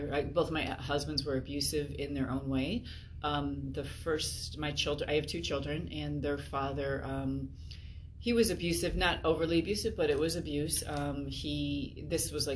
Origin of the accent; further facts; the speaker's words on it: Chicago, Illinois, United States; moved away as an adult; now in Indiana, United States; I grew up in the Chicagoland area